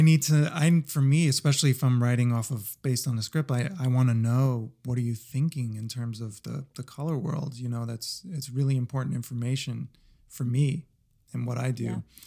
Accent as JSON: {"language": "English", "region": "New Jersey", "country": "United States", "tie": "born or raised there", "said": "I was born in New Jersey."}